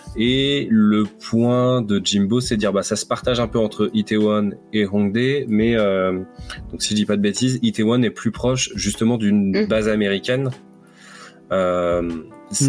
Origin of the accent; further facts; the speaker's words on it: France; chez nous en France